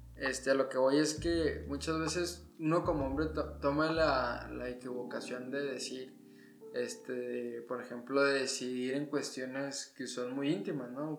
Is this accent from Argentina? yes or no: no; Mexico; como mexicanos